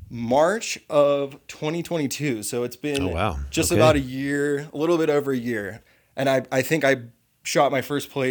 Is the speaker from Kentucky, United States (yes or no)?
no; Pennsylvania, United States; moved away as an adult; now in Colorado, United States; But yeah, I'm from Pennsylvania, and I just recently moved out here to Colorado, let's say 7 months ago.